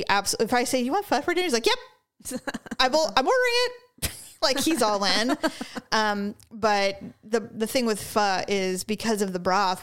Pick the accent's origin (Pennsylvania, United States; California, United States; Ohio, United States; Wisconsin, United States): California, United States; I'm from California.